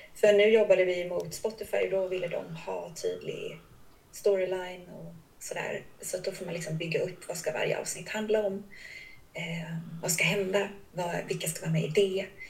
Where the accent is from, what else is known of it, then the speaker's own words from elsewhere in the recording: Kalmar, Kalmar County, Sweden; jag är ju uppväxt utanför Kalmar, en förort som heter Smeby